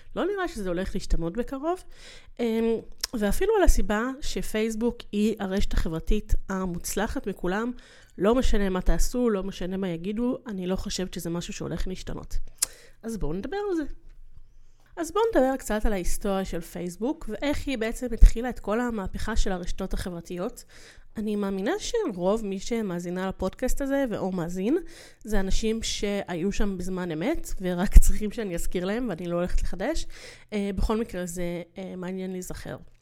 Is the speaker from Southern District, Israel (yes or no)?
no; Ramat Gan / Yehud, Tel Aviv District, Israel; מכיתה ז', שזה מתי שעברתי אמ, לגור, אמ, עברנו מרמת גן ליהוד